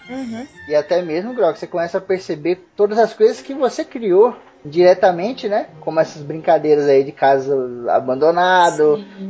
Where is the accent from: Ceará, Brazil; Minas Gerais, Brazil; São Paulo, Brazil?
São Paulo, Brazil; Osasco; quando eu era pequeno eu morava em Osasco